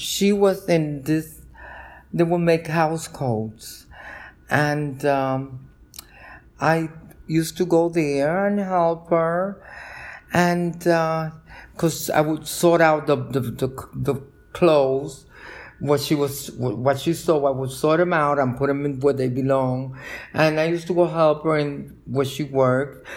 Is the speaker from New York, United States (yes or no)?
yes; New York City, New York, United States; also born or lived in Cataño, Puerto Rico; I grew up in Brooklyn, in Park Slope